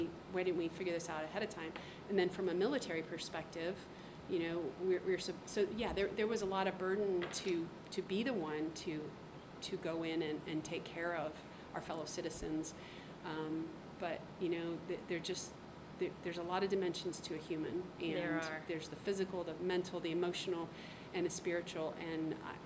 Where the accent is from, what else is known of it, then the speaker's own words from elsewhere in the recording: Ohio, United States; moved away as an adult; also born or lived in Korea; I was raised in Ohio